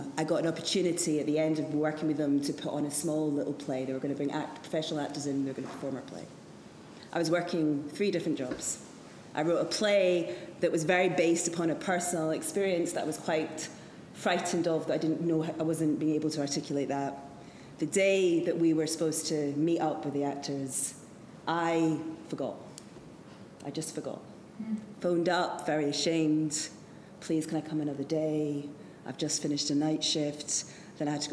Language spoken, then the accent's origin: English; Edinburgh, Scotland, United Kingdom; I was brought up in Edinburgh